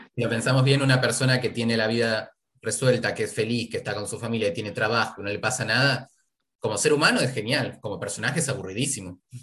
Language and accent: Spanish; Argentina; also born or lived in Buenos Aires; Soy argentino, vivo en Buenos Aires